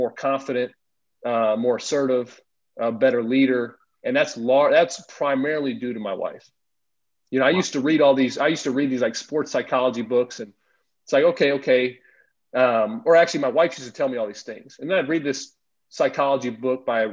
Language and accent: English; United States; as an American